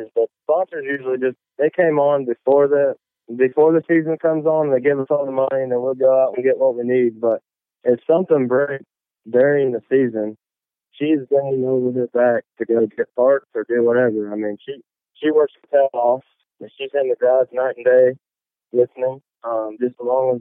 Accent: Greenfield, Indiana, United States; I'm from Greenfield, Indiana. It's about 15 minutes east of Indianapolis.

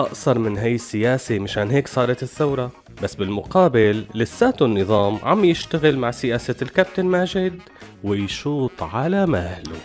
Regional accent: Syria; كلياتنا كسوريين

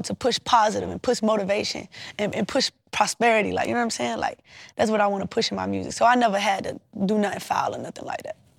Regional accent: Savannah, Georgia, United States; I'm from Savannah, Georgia. We gonna talk how we wanna talk

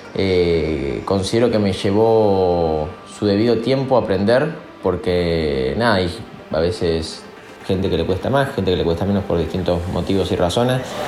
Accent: Buenos Aires, Argentina; Soy de Villa Devoto y soy DJ productor

